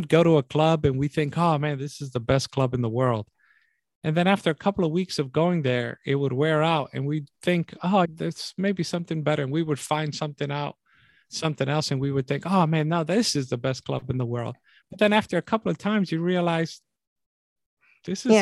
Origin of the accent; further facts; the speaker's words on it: New York City, New York, United States; growing up in New York City in the Bronx